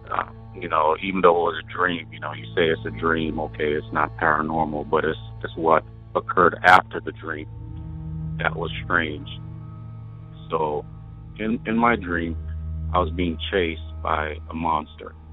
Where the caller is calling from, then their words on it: Wyoming, United States; This is …. I'm calling from Wyoming.